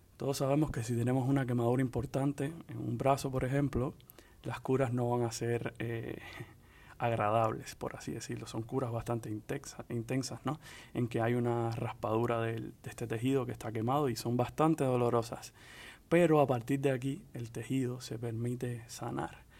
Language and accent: Spanish; Cuba; moved away; also born or lived in Dominican Republic; soy hombre cubano y psiquiatra